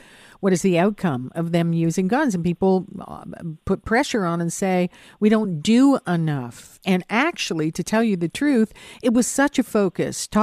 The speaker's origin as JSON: {"language": "English", "town": "Hamilton", "region": "Ontario", "country": "Canada", "tie": "born or raised there", "moved": "yes", "lives_now": "Toronto, Canada", "said": "I grew up in Hamilton"}